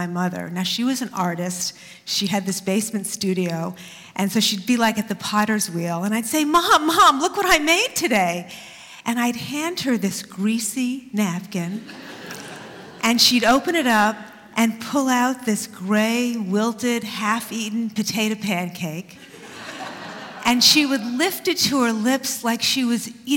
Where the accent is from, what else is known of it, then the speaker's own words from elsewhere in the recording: New York City, New York, United States; I grew up in Queens, and in junior high school in Queens in the 60s